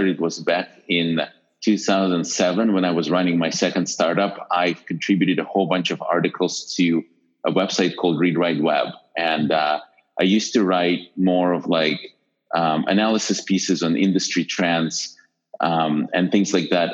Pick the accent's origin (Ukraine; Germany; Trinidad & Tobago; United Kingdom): Ukraine; Western Ukraine; moved away as an adult; now in United States; I grew up in a small town in Western Ukraine